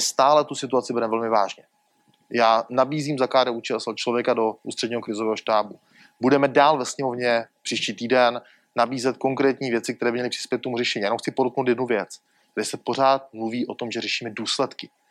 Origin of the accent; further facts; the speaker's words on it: Moravia, Czechia; jako Moravák